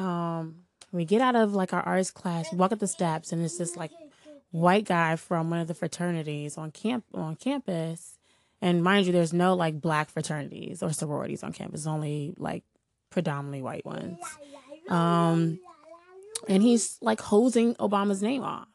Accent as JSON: {"language": "English", "town": "Washington", "region": "District of Columbia", "country": "United States", "tie": "born or raised there", "said": "I'm from here. I'm from Washington D.C. I grew up in the Shaw Howard neighborhood"}